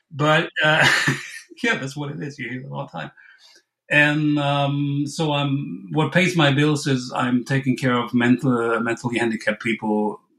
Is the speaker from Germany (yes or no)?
yes; Western Germany, North Rhine-Westphalia, Germany; just to say it right for once. Um, I'm from Germany, uh, Western Germany, that is. I'm like 20 miles off the, the Dutch border, if that means anything to anybody. I'm like 45 minutes from Cologne.